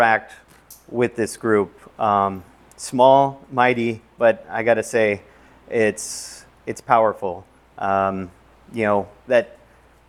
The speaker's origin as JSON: {"language": "English", "region": "Southern California", "country": "United States", "tie": "born or raised there", "said": "Growing up in Southern California"}